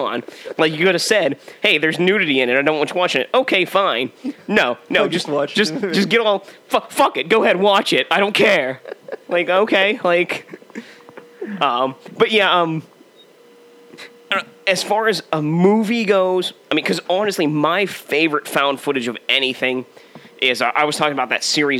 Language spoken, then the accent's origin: English; Pittsburgh, Pennsylvania, United States; I'm from Pittsburgh